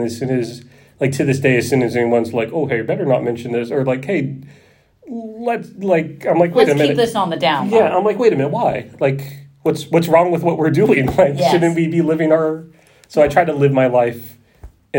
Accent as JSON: {"language": "English", "area": "outside of Philadelphia", "region": "Pennsylvania", "country": "United States", "tie": "born or raised there", "moved": "yes", "said": "I grew up outside of Philadelphia"}